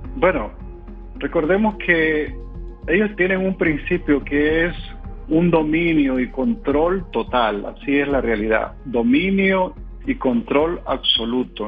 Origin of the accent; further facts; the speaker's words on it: Nicaragua; decimos en mi país